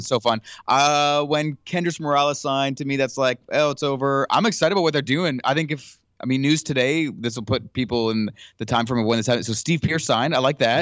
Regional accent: Ottawa, Ontario, Canada; moved away; I grew up in Ottawa

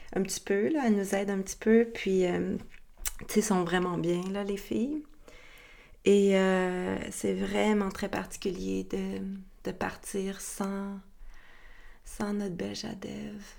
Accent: Quebec, Canada; also born or lived in Costa Rica; dans notre beau Québec qui n'est plus libre

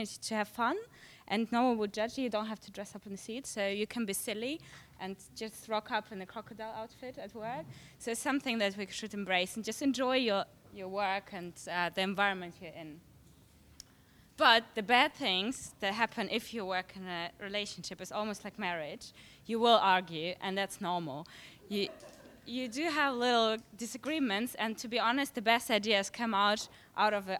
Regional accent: Germany; moved away as an adult; now in London, United Kingdom; I came from Germany to study advertising

